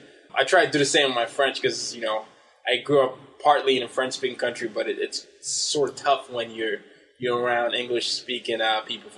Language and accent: English; Nigeria; moved away; also born or lived in Sweden / Vietnam / United States; I grew up in Nigeria